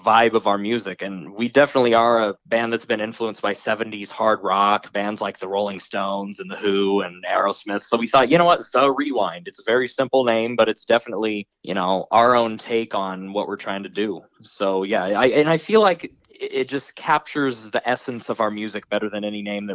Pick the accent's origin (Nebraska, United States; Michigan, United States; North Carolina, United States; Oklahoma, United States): Nebraska, United States; growing up in Nebraska, you're most likely to hook on to country right away.